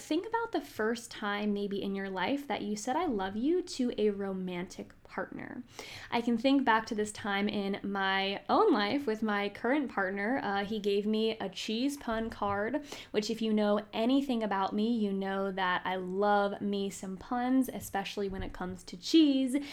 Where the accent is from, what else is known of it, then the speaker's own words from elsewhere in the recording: Northern Virginia, United States; I am from Northern Virginia